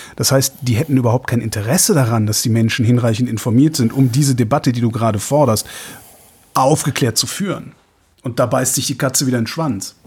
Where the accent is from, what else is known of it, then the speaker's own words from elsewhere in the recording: Cologne, North Rhine-Westphalia, Germany; ist meine Heimatstadt. Ich bin Kölner